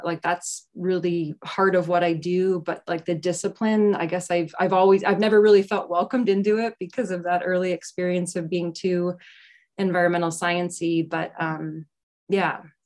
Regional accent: Pittsburgh, Pennsylvania, United States; moved away; I grew up in Pittsburgh, um, a lot of steel mill, like union

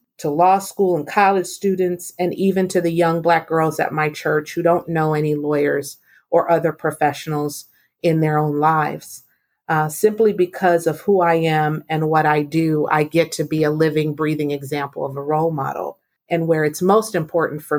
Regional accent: San Diego, California, United States; I grew up in San Diego in a single parent household

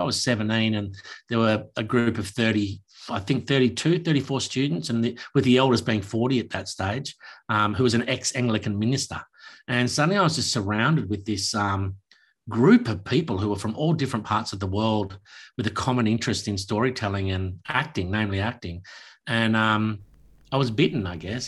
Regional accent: Launceston, Tasmania, Australia; also born or lived in Newcastle, New South Wales; I grew up, my formative years from a young kid were in Launceston, Tasmania, up until the end of my schooling

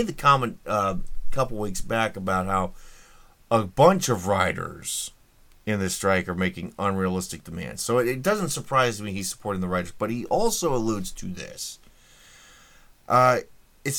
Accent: Indianapolis, Indiana, United States; when I was growing up in Indy

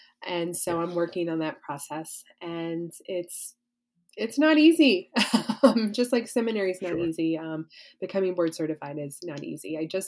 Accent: the South, Southern United States, United States; as a Southerner

